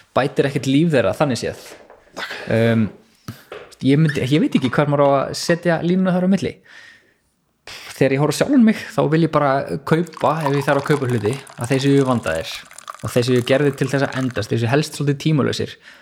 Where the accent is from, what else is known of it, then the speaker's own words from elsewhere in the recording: Hafnarfjörður, Capital Region, Iceland; moved away as an adult; also born or lived in Reykjavík; now in Garðabær, Iceland; ég er uppalinn í Hafnarferði